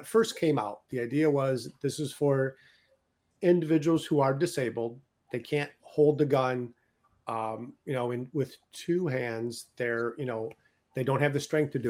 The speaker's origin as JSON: {"language": "English", "town": "Detroit", "region": "Michigan", "country": "United States", "tie": "born or raised there", "also_born_or_lived": "Chicago", "moved": "yes", "said": "I was born and raised in Detroit, Michigan"}